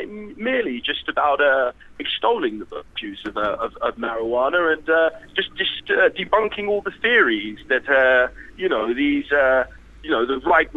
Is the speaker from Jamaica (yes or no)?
no; Cambridge, East of England, United Kingdom; I'm a middle-class boy. I'm from Cambridge.